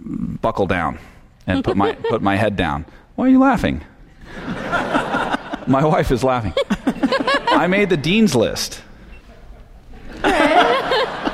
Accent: San Francisco Bay Area, California, United States; I grew up in the San Francisco Bay Area

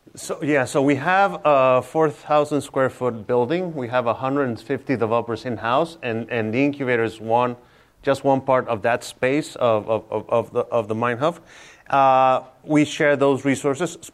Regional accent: Tijuana, Baja California, Mexico; also born or lived in Mexico City; I was born in Mexico City, but lived in Tijuana since I was two years old

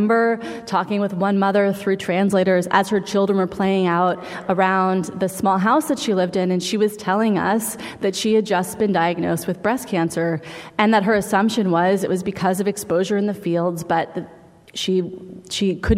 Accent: San Francisco, California, United States; I was a middle school kid and growing up in San Francisco

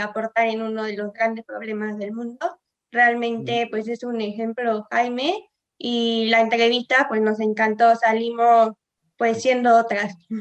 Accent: Puebla, Mexico; Nosotros somos de Puebla

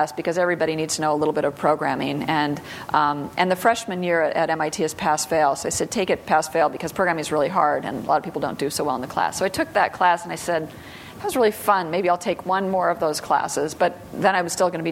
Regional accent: Sioux Falls, South Dakota, United States; moved away; I grew up mostly in South Dakota. So okay. Sioux Falls, South Dakota

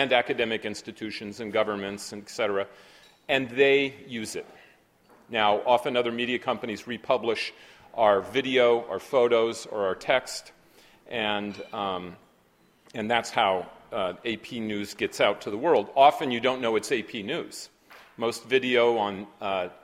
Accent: Berkeley, California, United States; now in Manhattan, United States; I'm from Berkeley

